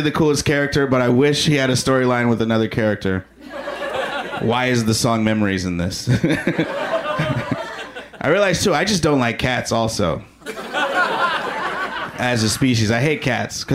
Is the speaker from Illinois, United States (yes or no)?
yes; Chicago, Illinois, United States; I am from Chicago